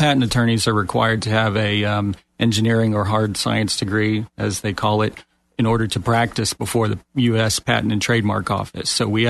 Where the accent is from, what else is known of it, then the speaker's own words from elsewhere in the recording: Mount Dora, Florida, United States; Another endangered species, the Florida native, right? I grew up in Mount Dora, just a stone's throw from here, and went to school there